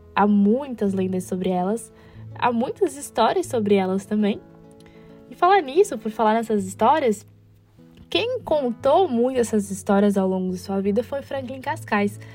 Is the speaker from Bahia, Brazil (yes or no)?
no; Pará, Brazil; now in Florianópolis, Brazil; eu sou natural do Pará